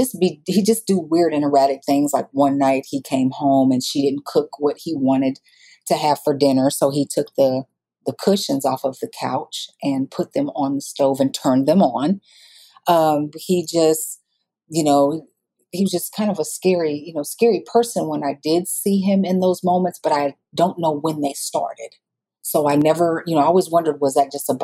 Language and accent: English; Iowa, United States; moved away as an adult; now in Dallas, United States; I grew up, like I said earlier, in Iowa